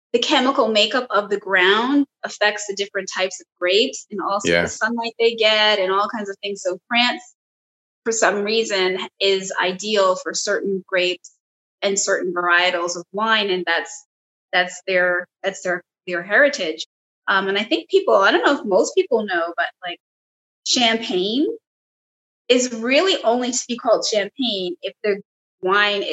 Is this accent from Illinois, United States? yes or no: no; New Jersey, United States; I'm from Jersey.